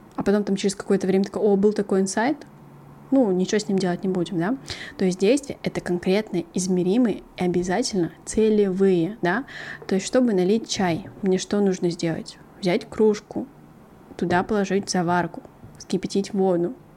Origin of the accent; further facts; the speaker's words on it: Kattakurgan, Samarqand Region, Uzbekistan; also born or lived in Korea (ancestry); now in South Korea; я родилась в Узбекистане, в городе Катакурган, и моя мама там родилась